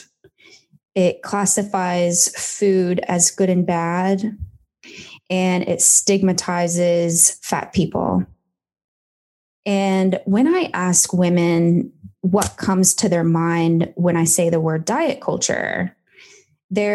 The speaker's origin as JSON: {"language": "English", "region": "Kentucky", "country": "United States", "moved": "yes", "lives_now": "Melbourne, Australia", "said": "I'm from Kentucky originally"}